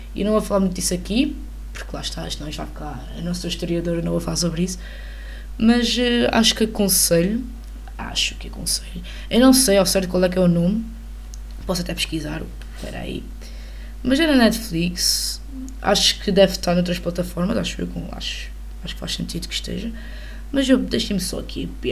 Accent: Portugal; enquanto portuguesa

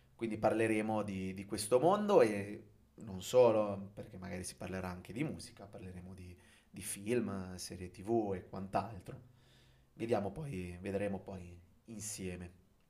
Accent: Genoa, Liguria, Italy; moved away; also born or lived in Venice / Rome / Japan; io sono un genovese di trentuno anni

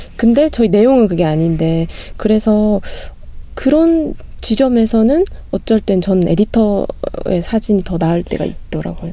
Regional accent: Gumi, North Gyeongsang, South Korea; 제가 고향이 구미거든요

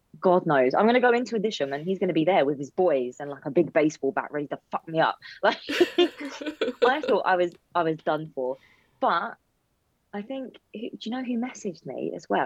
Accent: London, United Kingdom; I'm a Londoner.

